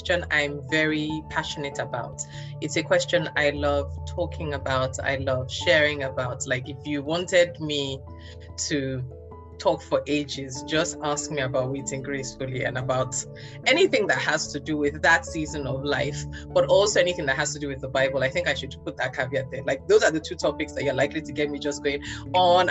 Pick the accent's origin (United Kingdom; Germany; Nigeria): Nigeria; being a Nigerian girl